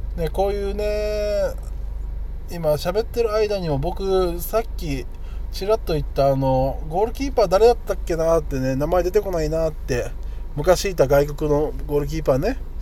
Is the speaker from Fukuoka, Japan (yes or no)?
no; Okinawa, Japan; 僕ら沖縄のね、えー、人